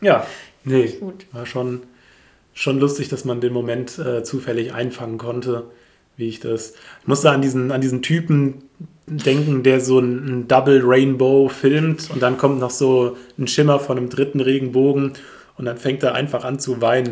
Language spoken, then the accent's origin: German; a village near Wetzlar and Giessen, Hesse, Germany; Ich bin ja hier tatsächlich aufgewachsen, ich bin ein Dorfkind durch und durch